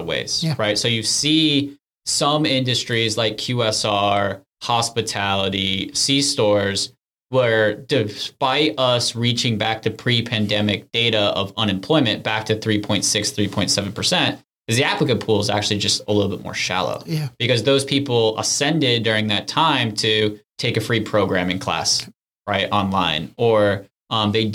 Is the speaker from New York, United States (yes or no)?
yes; Syracuse, New York, United States; moved away as an adult; also born or lived in Washington, D.C.; now in Charleston, United States; we grew up in Syracuse, New York, where it's a great place to grow up